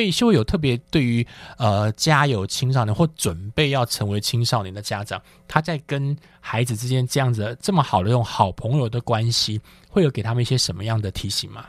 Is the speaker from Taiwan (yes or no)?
yes; Taichung, Taiwan; moved away as an adult; also born or lived in Taipei; 在念大学的时候，我也是离家，从台中就直接到台北